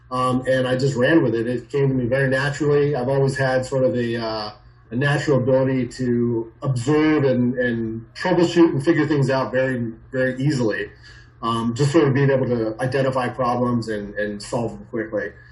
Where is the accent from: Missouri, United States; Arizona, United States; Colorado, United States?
Arizona, United States; Phoenix; also born or lived in California / New York; I was born in California, lived in upstate New York, and then ultimately um, grew up, you know, through my high school and, and beyond years in Phoenix, Arizona